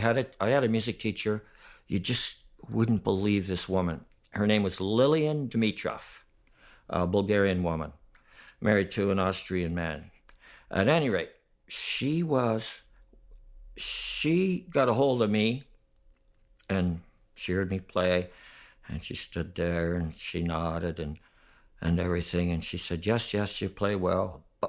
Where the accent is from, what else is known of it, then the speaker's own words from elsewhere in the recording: Stevensville, Ontario, Canada; born there; I was born in Stevensville, Ontario. It's near Fort Erie, not far from Buffalo, Niagara Falls, right there around that area.